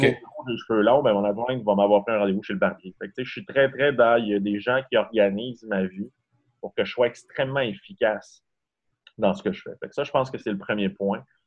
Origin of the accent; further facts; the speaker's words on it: Saint-Félicien, Quebec, Canada; also born or lived in Montreal; now in Quebec City, Canada; Je viens de Saint-Félicien au Saguenay. Et en fait, c'est un tout petit village.